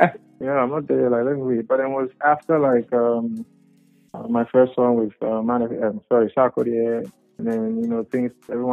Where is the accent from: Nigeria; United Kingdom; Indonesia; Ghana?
Ghana; Koforidua, Eastern Region; also born or lived in Labone, Accra; I was born in Koforidua.